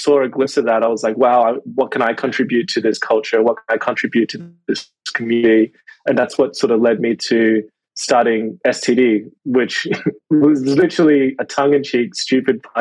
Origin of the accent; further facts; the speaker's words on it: Rockhampton, Queensland, Australia; English is a second language; moved away as an adult; also born or lived in Yangon, Myanmar / India / Brisbane / Shanghai; now in Melbourne, Australia; a lot of my upbringing was actually in central Queensland, going through primary school and high school in Rocky